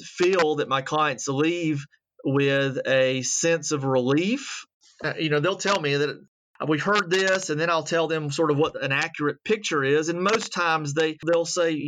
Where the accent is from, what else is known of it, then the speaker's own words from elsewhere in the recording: Atlanta, Georgia, United States; moved away as an adult; also born or lived in Virginia; now in Alabama, United States; I am originally from Atlanta, the College Park area, and grew up there